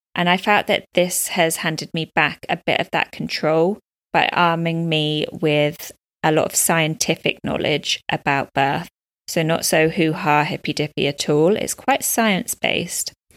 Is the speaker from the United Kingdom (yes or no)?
yes; United Kingdom; moved away as an adult; now in Dubai, United Arab Emirates; I'm a British expat living in Dubai, U A E, with my partner and baby girl.